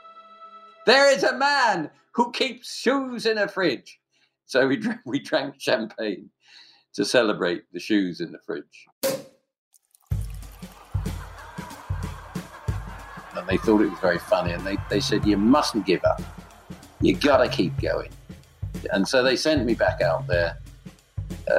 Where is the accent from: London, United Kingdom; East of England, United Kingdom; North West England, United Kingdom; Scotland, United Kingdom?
London, United Kingdom; I'm from London, England, and I'm a writer and actually a comedian as well